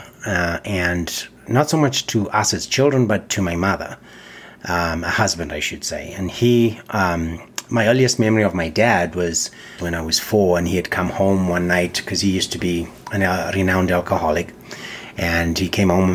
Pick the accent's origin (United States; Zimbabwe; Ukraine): Zimbabwe; moved away; also born or lived in England; I was born in Rhodesia, which is now Zimbabwe.